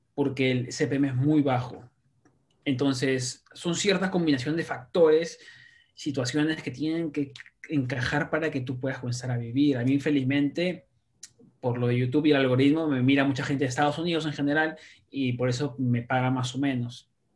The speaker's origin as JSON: {"language": "Spanish", "region": "Lima", "country": "Peru", "tie": "born or raised there", "moved": "yes", "lives_now": "New York City, United States", "said": "soy peruano de nacimiento, limeño"}